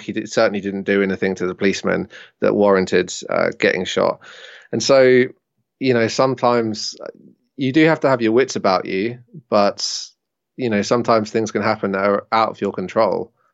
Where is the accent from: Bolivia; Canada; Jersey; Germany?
Jersey; moved away as an adult; So I decided to go home to Jersey, where I am now